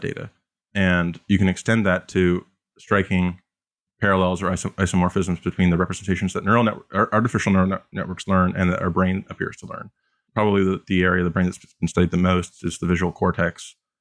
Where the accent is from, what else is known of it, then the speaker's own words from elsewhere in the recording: Canada; as a Canadian